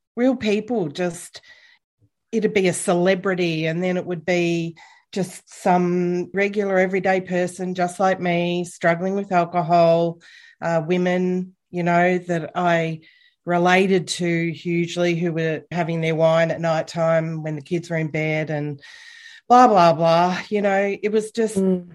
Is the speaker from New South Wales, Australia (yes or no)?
no; Bendigo, Victoria, Australia; moved away as an adult; I grew up in Bendigo